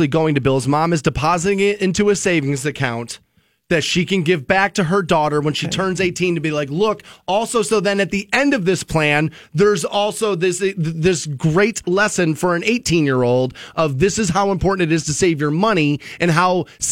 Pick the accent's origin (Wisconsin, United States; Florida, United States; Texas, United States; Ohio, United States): Ohio, United States; Aurora; Like my dad, my mom, and I grew up in Aurora Shores.